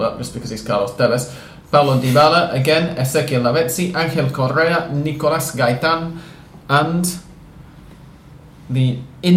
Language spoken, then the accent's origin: English; England, United Kingdom; we're both English